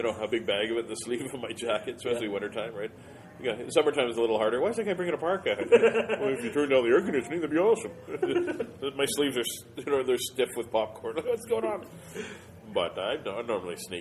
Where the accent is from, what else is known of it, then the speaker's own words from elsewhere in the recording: Winnipeg, Manitoba, Canada; That's where I'm from